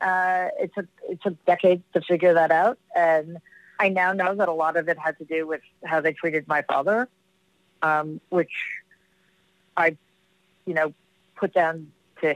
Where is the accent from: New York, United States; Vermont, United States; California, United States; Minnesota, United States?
New York, United States; New York City; I grew up in Jamaica, Queens